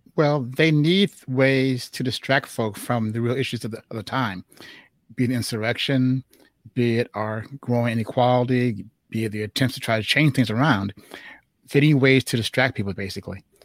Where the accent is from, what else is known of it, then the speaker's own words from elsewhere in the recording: Chicago, Illinois, United States; they met in Chicago, and I was born in Chicago. And Juneteenth was our thing in Chicago